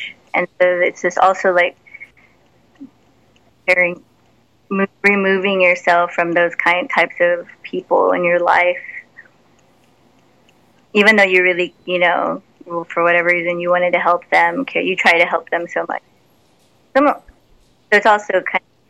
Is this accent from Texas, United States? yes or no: yes; San Antonio, Texas, United States; setting up shows in my hometown.